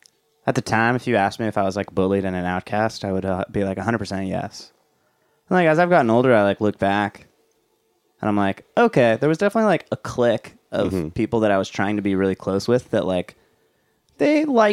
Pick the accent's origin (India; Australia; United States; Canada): United States; Orange County, California; I'm from Orange County.